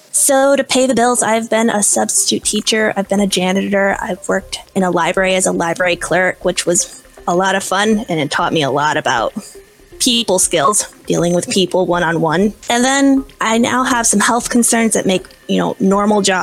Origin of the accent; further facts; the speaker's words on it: Midwest, United States; I was born and raised in the Midwest of the United States. I moved around a lot as a kid. I was homeschooled. And so I like to tell people that I'm a farm girl. I grew up around farms and animals